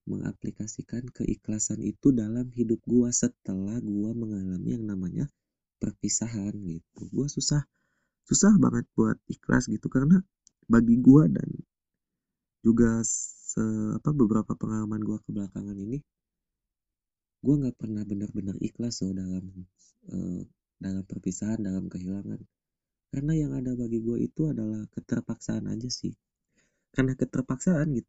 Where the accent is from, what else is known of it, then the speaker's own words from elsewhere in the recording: Subang, West Java, Indonesia; di rumah gua yang di Subang di kampung halaman gua